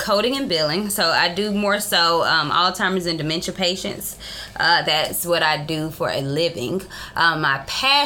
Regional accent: Columbus, Georgia, United States; also born or lived in Morrow, Georgia; I was born in Morrow, Georgia, but I have been in Columbus my whole life

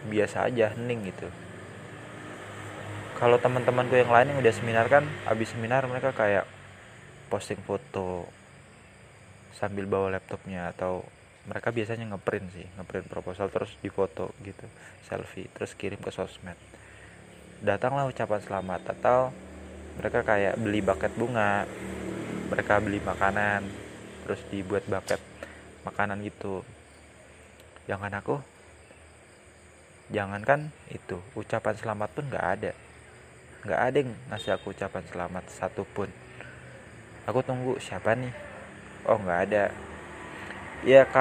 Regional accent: Depok, West Java, Indonesia; aku pengen balik ke kampungku kan ke Depok pas lebaran

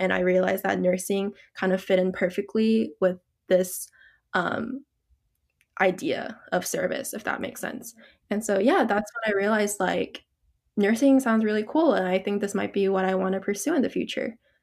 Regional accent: Georgia, United States; moved away as an adult; I was actually born and raised in Georgia all my life.

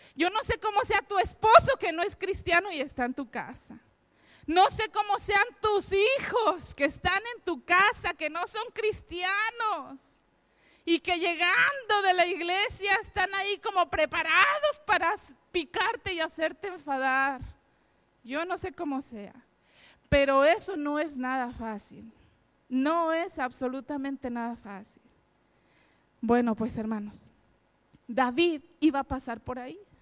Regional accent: Mexico; moved away as an adult; now in Spain; mi esposo y yo somos mexicanos

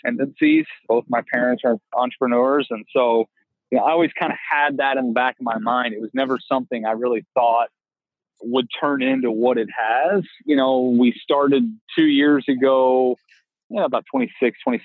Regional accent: Bloomington, Indiana, United States; born and raised in Bloomington, Indiana

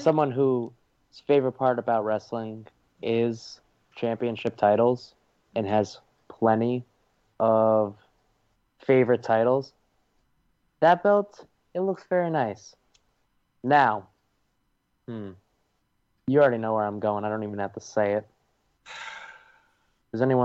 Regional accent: New England, United States; I'm from New England

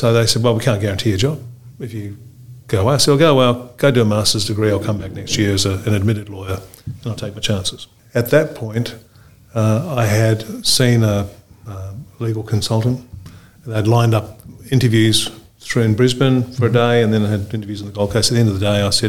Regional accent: Fiji; also born or lived in Auckland, New Zealand; now in Australia; I grew up originally in Fiji. Parents moved to Auckland, did the law degree in Auckland

